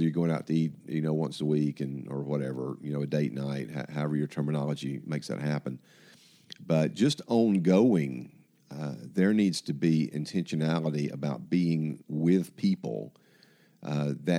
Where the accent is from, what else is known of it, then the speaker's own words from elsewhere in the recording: Atlanta, Georgia, United States; I grew up in Atlanta